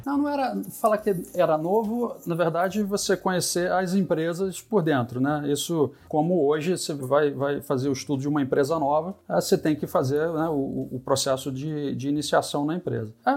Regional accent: Rio de Janeiro, Brazil; eu sou carioca, nasci, nasci em 68, carioca da Gema

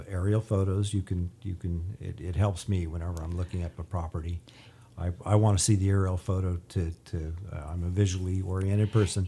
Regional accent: Bakersfield, California, United States; also born or lived in Ridgecrest; I was born and raised in Bakersfield, grew up here

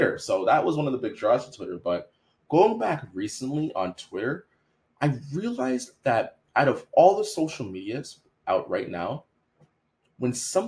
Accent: Canada; I'm from Canada.

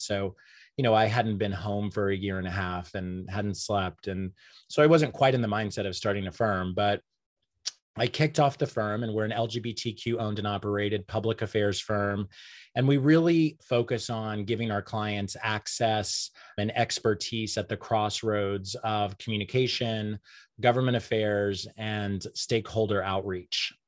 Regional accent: Enid, Oklahoma, United States; moved away as an adult; now in New York City, United States; I grew up in Enid, Oklahoma.

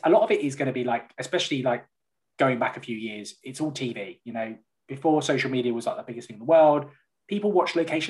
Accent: London, United Kingdom; moved away as an adult; now in the Midlands, United Kingdom; I'm from North London

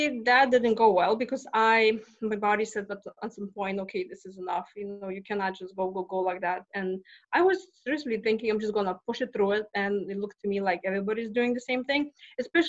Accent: Lithuania; moved away as an adult; now in Texas, United States; I'm not from Texas. I'm from Lithuania, and I came 20 years ago.

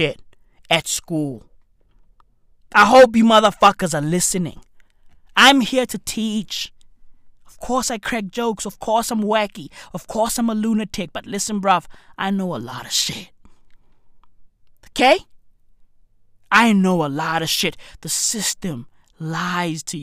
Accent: South Africa; I grew up in a township. I grew up in a third world country. I grew up in South Africa.

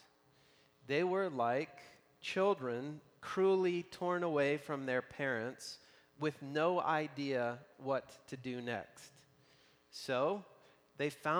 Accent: Tennessee, United States; moved away as an adult; now in Spokane, United States; I've been in Spokane now for 15 years, but I'm from Tennessee

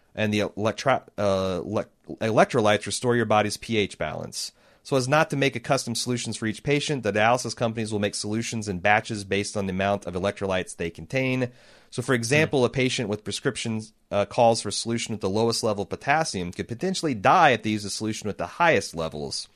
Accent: United States; I'm an American and th-, thus, uh, monolingual

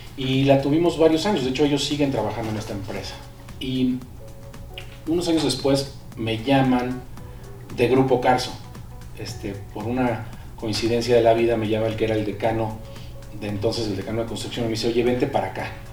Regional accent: Villahermosa, Tabasco, Mexico; now in Mexico City, Mexico; Yo nací aquí en el DF y nos fuimos a vivir cuando yo tenía siete años allá. crecí en Villahermosa, allá, están mis raíces

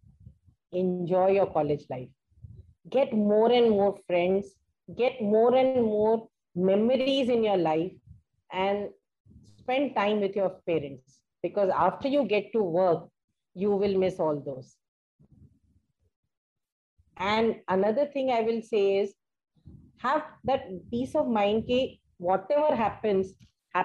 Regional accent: Ulhasnagar, Maharashtra, India; I was born and brought up in Ulasnagar

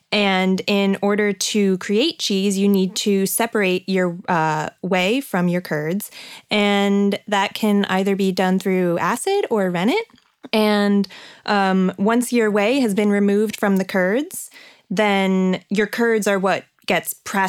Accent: New Jersey, United States; I'm from New Jersey, where there's a lot of dairy farms.

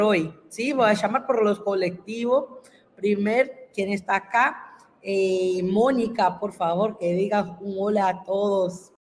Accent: Brazil; soy profesora invitada de Brasil

